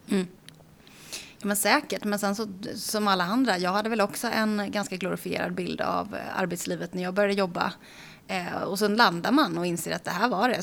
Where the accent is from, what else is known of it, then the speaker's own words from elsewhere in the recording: Aneby, Jönköping County, Sweden; moved away; Jag kommer ifrån eh, Småland från början i eh, ett litet samhälle som heter Aneby.